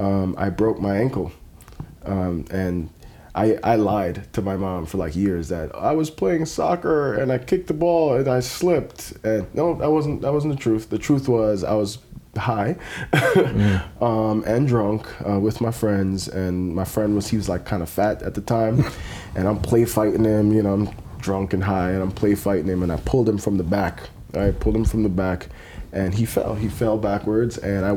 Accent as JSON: {"language": "English", "country": "Jamaica", "also_born_or_lived": "New York", "said": "And I'm Jamaican. If you know anything about the Jamaican life, it's the weed, it's the girls, it's the parties."}